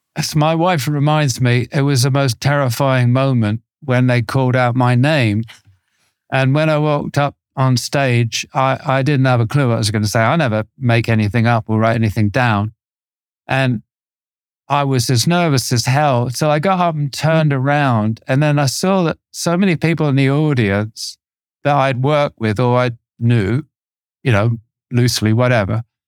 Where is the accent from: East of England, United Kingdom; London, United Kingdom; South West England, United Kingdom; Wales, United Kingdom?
South West England, United Kingdom; Torquay; when I was a teenager growing up in Torquay